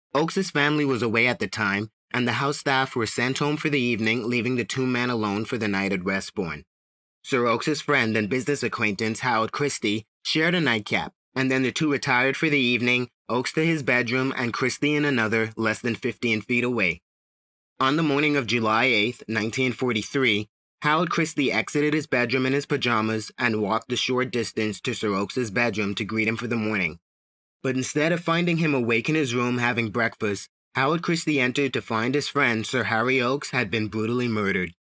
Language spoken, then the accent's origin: English; Bahamas; I was born and raised in the Bahamas